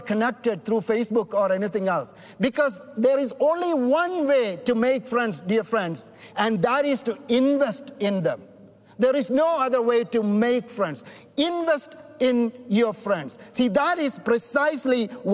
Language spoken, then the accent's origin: English; India; now in Canada; I'm not white. I'm not black. I'm from India.